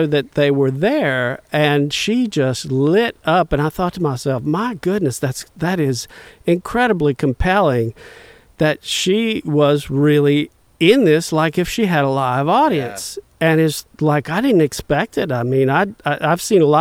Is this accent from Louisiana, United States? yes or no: yes; Bayou Liberty, Louisiana, United States; who grew up in the near vicinity where I grew up in Bayou Liberty